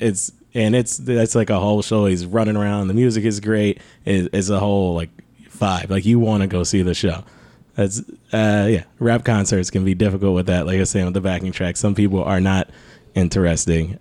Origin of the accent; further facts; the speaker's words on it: Detroit, Michigan, United States; I'm from Detroit